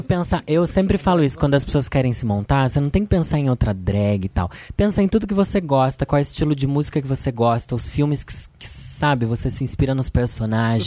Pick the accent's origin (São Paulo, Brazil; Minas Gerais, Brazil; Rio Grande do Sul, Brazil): São Paulo, Brazil; Sorocaba; Eu sou de Sorocaba, São Paulo, sou drag queen há quatorze anos